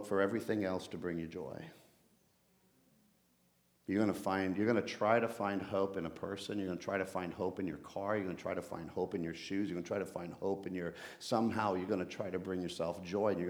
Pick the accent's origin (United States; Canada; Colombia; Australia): Colombia; Bogotá; moved away; I'm off to Colombia, to Bogota, where I was actually born